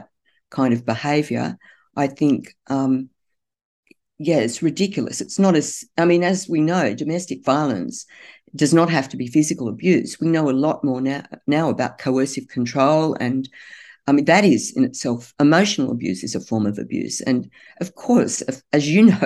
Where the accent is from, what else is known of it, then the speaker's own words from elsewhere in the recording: Newcastle, New South Wales, Australia; I'm from Newcastle